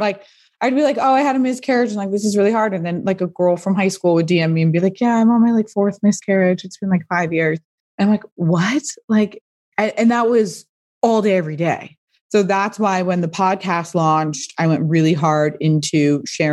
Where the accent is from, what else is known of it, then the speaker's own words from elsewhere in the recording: Pasadena, California, United States; I grew up in Pasadena, which is a suburb